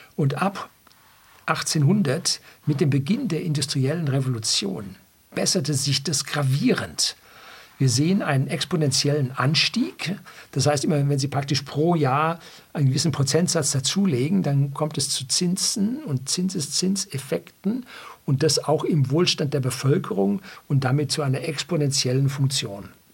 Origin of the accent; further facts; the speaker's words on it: Germany; bei uns in Deutschland